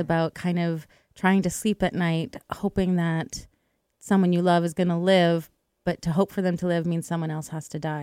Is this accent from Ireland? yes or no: no; Edmonton, Alberta, Canada; I grew up in Edmonton